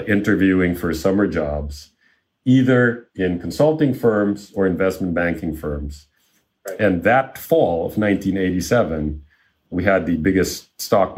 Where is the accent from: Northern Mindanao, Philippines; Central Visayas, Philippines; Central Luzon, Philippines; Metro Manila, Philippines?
Metro Manila, Philippines; Manila; moved away as an adult; also born or lived in Chicago, United States; now in United States; I grew up in Manila, the capital of the Philippines